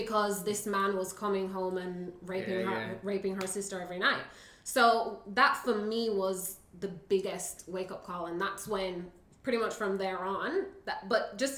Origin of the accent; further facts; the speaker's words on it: Jamaica; I'm from Jamaica